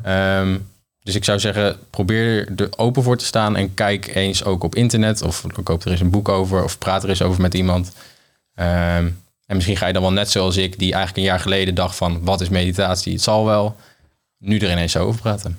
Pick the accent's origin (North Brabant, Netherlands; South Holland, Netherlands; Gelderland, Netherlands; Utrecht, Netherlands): Gelderland, Netherlands; Apeldoorn; moved away as an adult; also born or lived in Lisbon / Nijmegen; Maar ik kom oorspronkelijk uit Apeldoorn, ben daar geboren